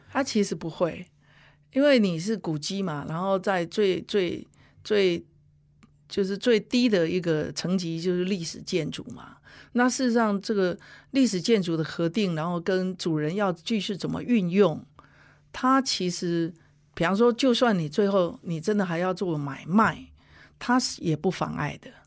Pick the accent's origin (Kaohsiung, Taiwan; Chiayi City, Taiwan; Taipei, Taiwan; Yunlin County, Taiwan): Yunlin County, Taiwan; Huwei; 我自己因为就土生土长互为人嘛